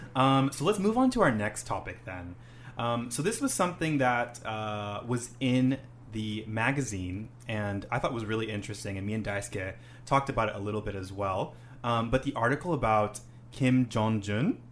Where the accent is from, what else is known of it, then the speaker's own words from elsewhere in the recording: Honolulu, Hawaii, United States; now in Japan; I'm from Honolulu, Hawaii